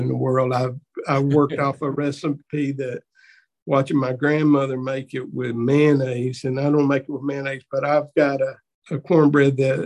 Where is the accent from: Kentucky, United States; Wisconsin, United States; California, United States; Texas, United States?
Kentucky, United States; Hazard; also born or lived in Whitesburg, Kentucky; I was really from Hazard